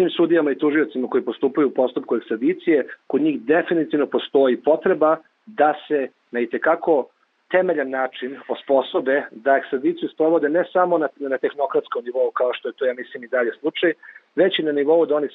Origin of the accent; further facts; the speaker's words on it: Serbia; ovde kod nas u Srbiji